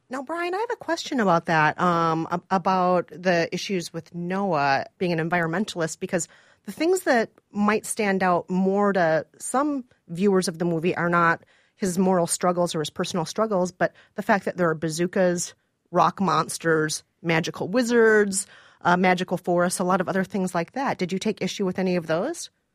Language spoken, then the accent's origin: English; Minnesota, United States; I'm from Minnesota, and I'm not Mexican